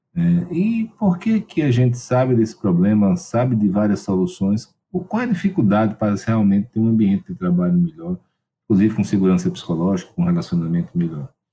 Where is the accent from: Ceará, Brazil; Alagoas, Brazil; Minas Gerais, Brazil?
Alagoas, Brazil; Maceió; eu sou de Maceió, né? E lá em Alagoas